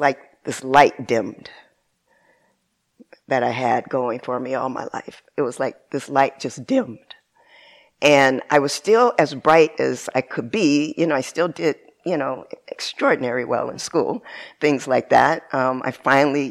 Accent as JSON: {"language": "English", "town": "San Bernardino", "region": "California", "country": "United States", "tie": "born or raised there", "also_born_or_lived": "Rialto, California", "said": "when I was a little girl, I grew up in San Bernardino, California"}